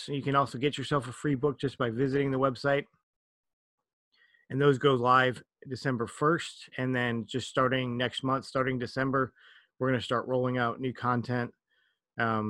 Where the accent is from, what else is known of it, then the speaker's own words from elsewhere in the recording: Minnesota, United States; now in South Korea; I'm from Minnesota in the United States, which is horribly, horribly cold